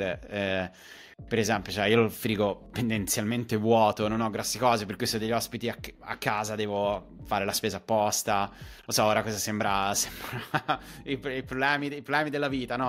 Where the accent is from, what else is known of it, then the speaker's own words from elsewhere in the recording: a village outside Pisa, Tuscany, Italy; moved away as an adult; also born or lived in Germany / Sweden; now in London, United Kingdom; ho studiato a Pisa e dico che vengo da Pisa, però in realtà vengo da un paesino fuori Pisa che è tipo piccolissimo, 3.000 abitanti. Essendo nato e cresciuto in, nel, nella vita di paese